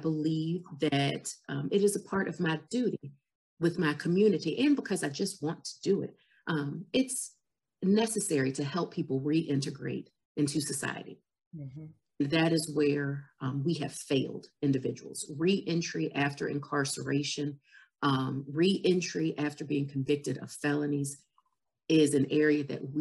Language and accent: English; Farmville, Virginia, United States; I'm from Farmville